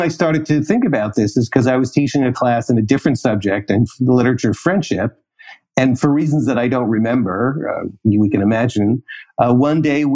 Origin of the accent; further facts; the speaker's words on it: New York City, New York, United States; moved away; I'm a New Yorker